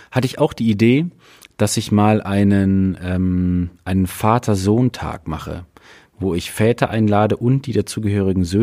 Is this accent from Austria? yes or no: no; Athens, Attica, Greece; also ich bin in Griechenland aufgewachsen, in Athen